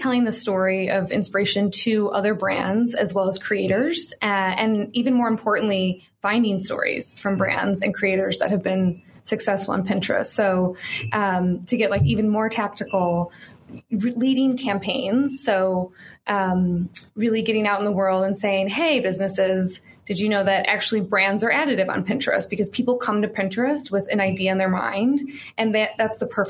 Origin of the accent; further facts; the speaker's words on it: Chicago, Illinois, United States; moved away as an adult; also born or lived in San Francisco; I am from Chicago originally